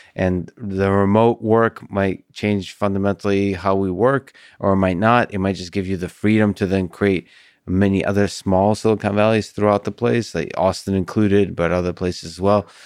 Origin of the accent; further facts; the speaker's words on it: Russia; now in United States; I was born in Russia